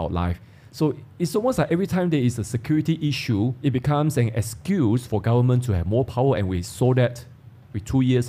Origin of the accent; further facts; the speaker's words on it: Malaysia; growing up in Malaysia